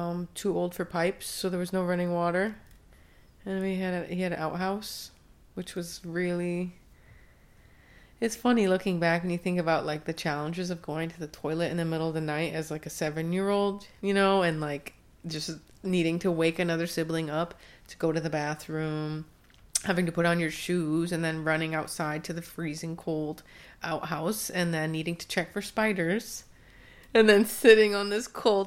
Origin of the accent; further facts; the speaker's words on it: Onondaga Nation, New York, United States; also born or lived in Oakland; now in Akwesasne, United States; I was born and raised in a different community